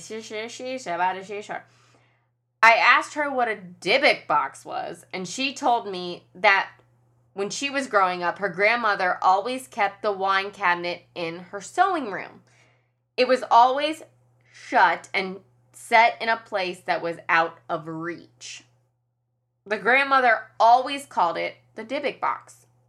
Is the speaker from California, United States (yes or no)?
no; Kentucky, United States; I'm from Kentucky and I live in Kentucky